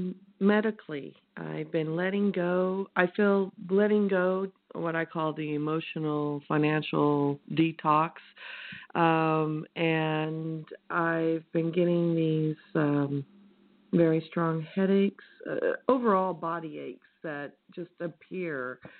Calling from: California, United States; I'm from California.

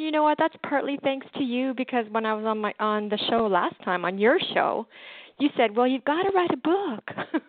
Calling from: Canada; I'm calling

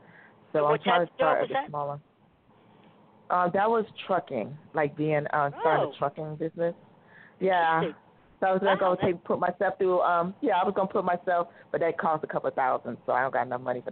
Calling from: Arizona, United States; I'm in Arizona.

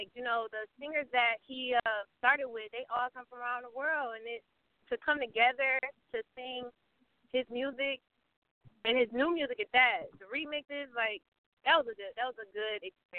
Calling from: Ypsilanti, Michigan, United States; I'm calling from Ypsilanti, Michigan. Yeah, it's a tongue twister, but I'm not far from New York.

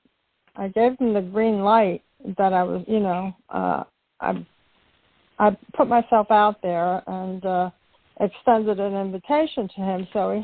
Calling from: Florida, United States; And I'm calling from Florida.

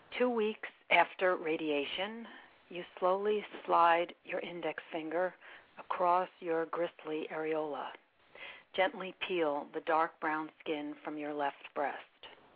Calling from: Poughkeepsie, New York, United States; No, from Dutchess County, Poughkeepsie, New York.

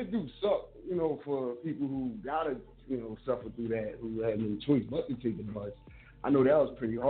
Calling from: Philadelphia, Pennsylvania, United States; Hey, I'm calling from Philadelphia, Germantown section.

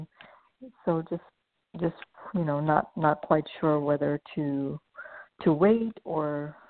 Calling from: California, United States; I'm calling from California.

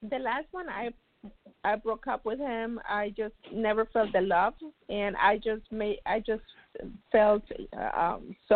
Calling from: Florida, United States; I'm calling from Florida.

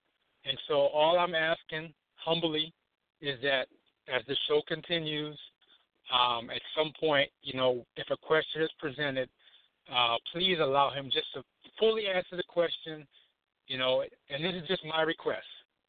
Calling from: Charlotte, North Carolina, United States; I'm calling from Charlotte, North Carolina.

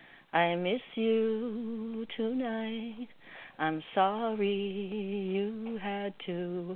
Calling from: Canada; calling from Canada.

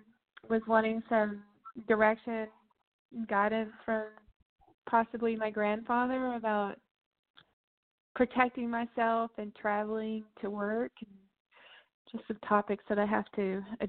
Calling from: Texas, United States; I'm calling from Texas.

